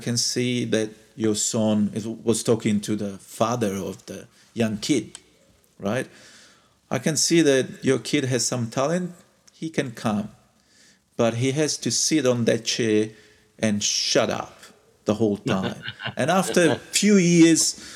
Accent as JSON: {"language": "English", "town": "Florence", "region": "Tuscany", "country": "Italy", "said": "I come from Florence, right? And Florence is where Renaissance took place. And I grew up with all those stories"}